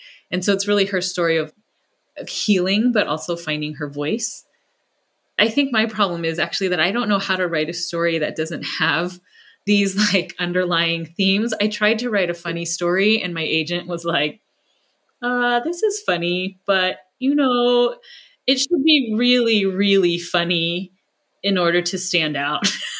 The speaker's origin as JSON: {"language": "English", "region": "California", "country": "United States", "tie": "born or raised there", "said": "that's about an Asian girl in a community much like the one I grew up in the Bay Area."}